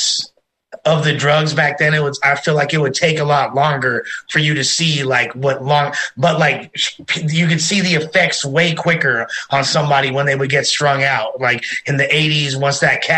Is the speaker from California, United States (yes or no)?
yes; Los Angeles, California, United States; LA, when I grew up there in the 80s and 90s